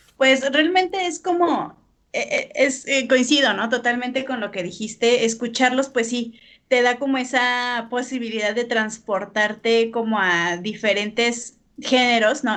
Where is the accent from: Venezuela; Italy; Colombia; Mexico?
Mexico; somos mexicanos